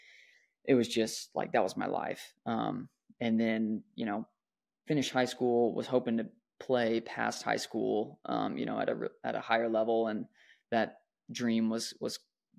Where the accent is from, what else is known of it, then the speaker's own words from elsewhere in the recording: Dallas, Texas, United States; I was born in the Dallas, Texas area to two awesome parents